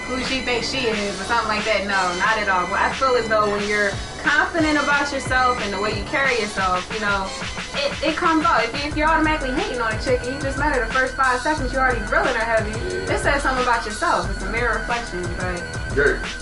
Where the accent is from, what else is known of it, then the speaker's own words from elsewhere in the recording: Philadelphia, Pennsylvania, United States; my struggle is I'm from Mount Airy, and everybody's friendly over here.